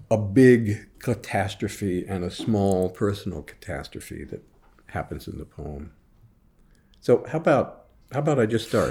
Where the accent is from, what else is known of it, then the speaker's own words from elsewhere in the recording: Jefferson City, Missouri, United States; I was teaching high school English in Jefferson City, Missouri, my hometown.